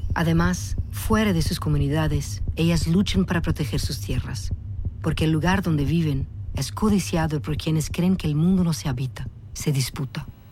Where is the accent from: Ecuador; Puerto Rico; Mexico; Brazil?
Brazil; Spanish is a second language; Yo soy brasileña